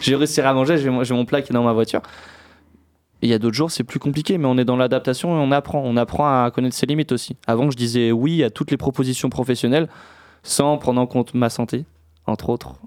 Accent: Niort, Nouvelle-Aquitaine, France; je suis originaire de Niort

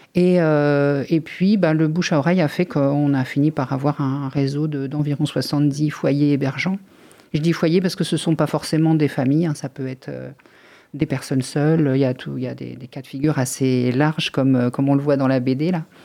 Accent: France; je suis née en France dans une famille tranquille

